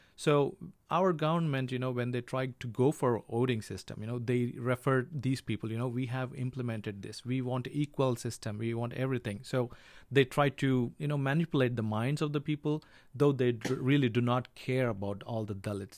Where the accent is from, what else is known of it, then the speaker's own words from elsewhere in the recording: India; I'm from India